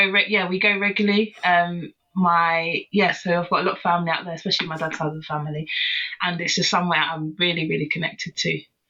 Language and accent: English; Croydon, London, United Kingdom; I was originally from the north of Croydon, which is north of Croydon I was born, and then I've moved to South Croydon a couple of years ago. So not far at all from where I was born and bred. So always been a Croydoner.